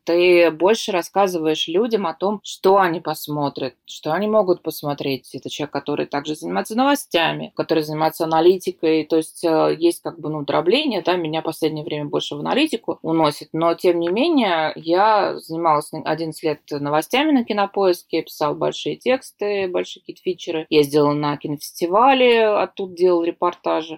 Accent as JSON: {"language": "Russian", "region": "Saint Petersburg", "country": "Russia", "said": "из Санкт-Петербурга"}